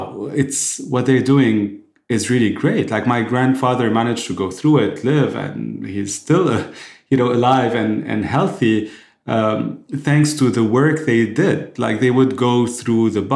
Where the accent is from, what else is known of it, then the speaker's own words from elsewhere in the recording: Lebanon; I was born and raised in Lebanon